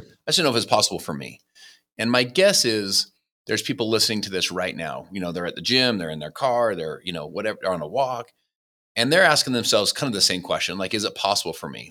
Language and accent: English; Salt Lake City, Utah, United States; also born or lived in Saint George, Utah; I was born in Salt Lake City, Utah.